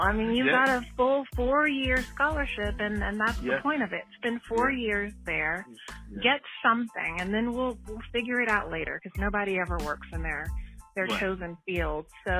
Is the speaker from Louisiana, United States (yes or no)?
yes; Baton Rouge, Louisiana, United States; moved away as an adult; now in California, United States; So I was born and raised in Baton Rouge, Louisiana, youngest of four daughters, third generation Southernite.